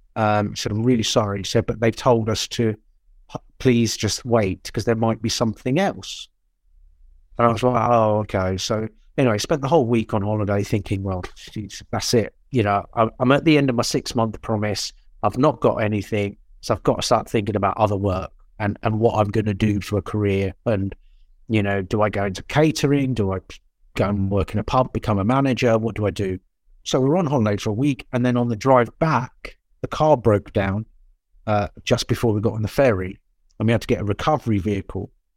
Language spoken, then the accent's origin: English; Portsmouth, South East England, United Kingdom; born, well, not born, but I was brought up in Portsmouth my whole school life